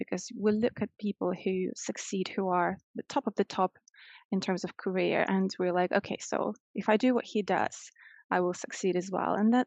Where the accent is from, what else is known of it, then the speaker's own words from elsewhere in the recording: Moscow, Russia; moved away as an adult; now in London, United Kingdom; I'm originally from Russia and I grew up in Moscow. So first 25 years of my life, I spent there